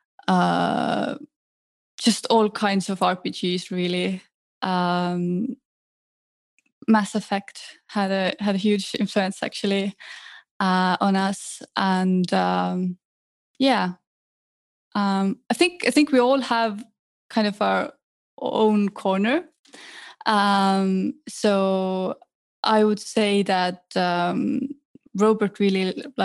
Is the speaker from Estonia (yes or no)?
yes; Tallinn, Harju County, Estonia; I grew up in Tallinn, Estonia.